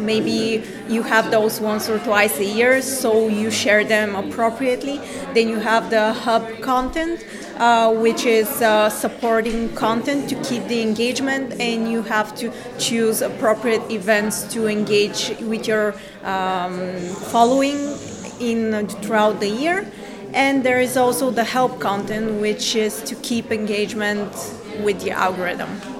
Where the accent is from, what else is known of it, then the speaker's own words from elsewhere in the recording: Bulgaria; I'm also a second year marketing student. Uh, I'm from Bulgaria